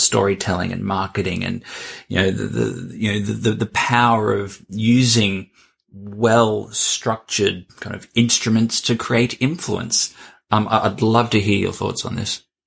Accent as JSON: {"language": "English", "country": "Australia", "tie": "born or raised there", "said": "I'm Australian"}